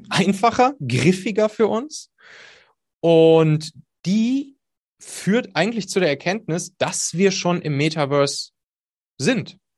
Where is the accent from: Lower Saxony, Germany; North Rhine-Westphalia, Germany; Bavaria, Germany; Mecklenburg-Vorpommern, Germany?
North Rhine-Westphalia, Germany; ich komme da aus der Kölner Gegend, da ist das Phantasialand und da hatte ich mal eine Dauerkarte